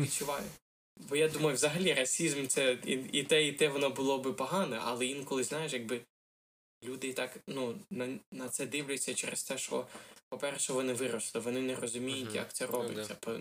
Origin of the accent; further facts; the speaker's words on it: Ukraine; moved away; я українець